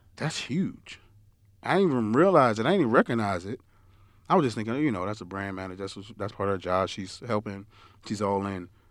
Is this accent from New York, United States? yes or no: yes; New York, United States; moved away; growing up in New York, we used to al, my parents used to always send us down south.